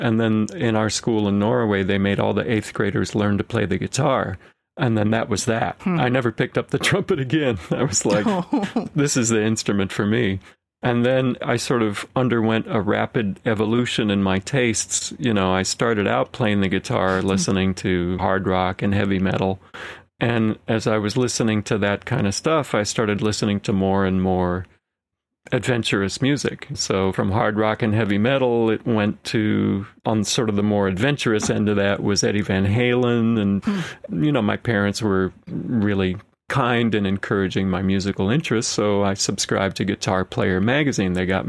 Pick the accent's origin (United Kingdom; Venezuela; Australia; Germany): Venezuela; Caripito, Monagas; born there; Yeah, so I was born in Venezuela, in the eastern part of Venezuela near the Guyana border, in a very small town called Caripito.